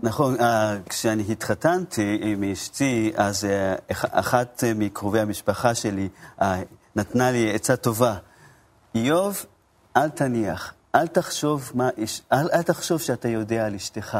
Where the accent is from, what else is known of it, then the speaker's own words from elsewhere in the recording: Japan; Hebrew is a second language; also born or lived in Tokyo; now in Israel; אני במקור מיפן